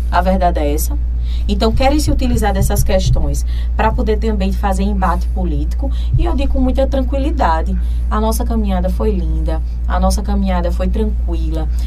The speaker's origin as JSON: {"language": "Portuguese", "country": "Brazil", "said": "Então é a hora que nós, enquanto brasileiros que somos e que apoiamos o presidente Lula, que a gente retribua também isso."}